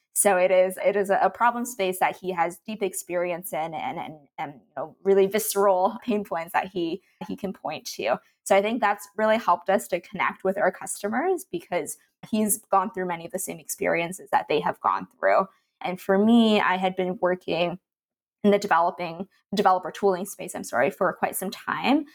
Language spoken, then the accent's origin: English; Canada; moved away; I'm originally from Canada, and I went to school there